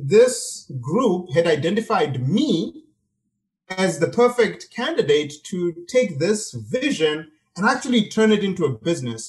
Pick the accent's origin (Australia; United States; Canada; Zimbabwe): Zimbabwe; moved away; I grew up in Zimbabwe